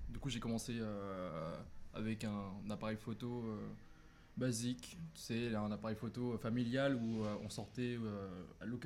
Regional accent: Thailand; moved away; je suis Thaï, je suis thaïlandais. Ok, ok. Euh, j'ai vécu 9 ans en Thaïlande.

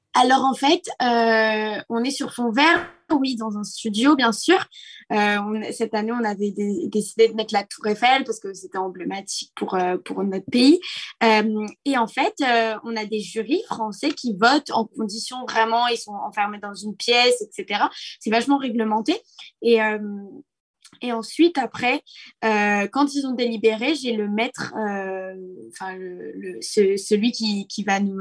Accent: Nice, Provence-Alpes-Côte d'Azur, France; je suis de Nice

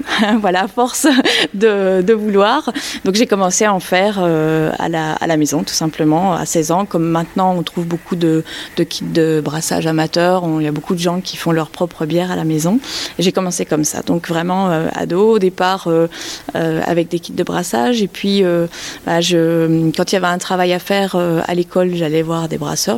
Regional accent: Belgium; now in France; je suis née en Belgique, j'ai grandi en Belgique

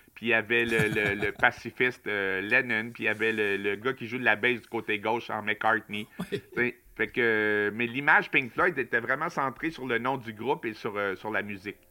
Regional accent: Montreal, Quebec, Canada; moved away as an adult; now in Matane, Canada; j'ai habité presque toute ma vie euh, à Montréal, sauf que depuis deux ans et demi, j'habite à Matane

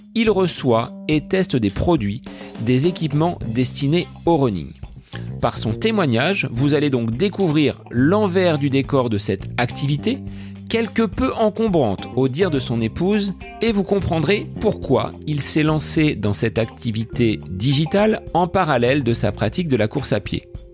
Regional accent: Bonneval, Centre-Val de Loire, France; mon village natal de Bonneval en Eure-et-Loire

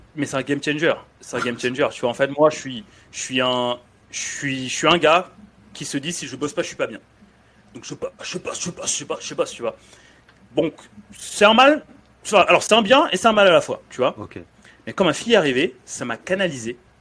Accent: France; also born or lived in Dakar, Senegal; je suis arrivé en France, j'avais 9 ans

